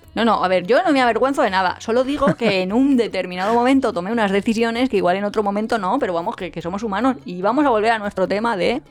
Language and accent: Spanish; Alicante, Valencian Community, Spain; somos de Alicante